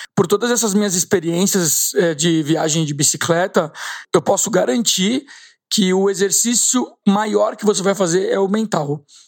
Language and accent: Portuguese; Brazil; eu como brasileiro